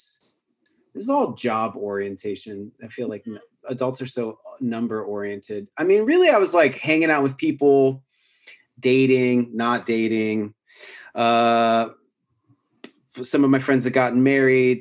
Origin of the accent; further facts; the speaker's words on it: Washington, United States; moved away as an adult; also born or lived in Bellingham, Washington / Portland; now in Austin, United States; I was at Western Washington University, which is in Northern Washington State. It's where I grew up in Washington State.